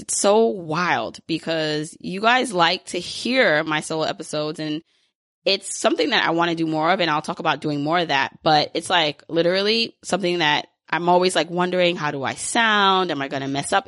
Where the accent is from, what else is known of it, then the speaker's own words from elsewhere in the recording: New York, United States; I grew up in New York